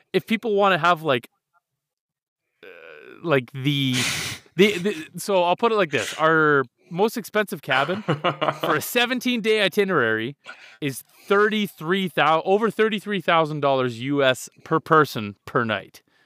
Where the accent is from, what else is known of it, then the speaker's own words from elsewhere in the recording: Canada; I'm Canadian